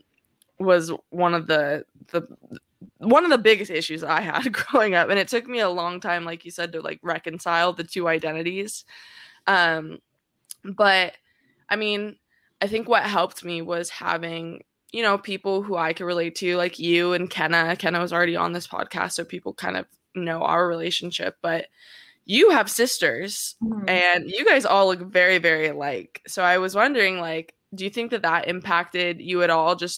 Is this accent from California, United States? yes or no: yes; Orange County, California, United States; growing up in Orange County as like a Black biracial woman